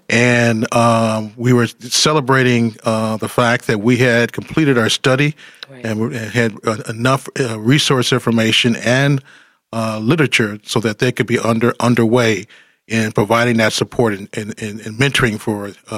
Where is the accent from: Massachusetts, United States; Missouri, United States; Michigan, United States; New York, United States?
Michigan, United States; Detroit; I turned four later on that year. And I fell in love with Detroit as I was watching a tank go down my street on its way to the west side to address the 67 rebellion.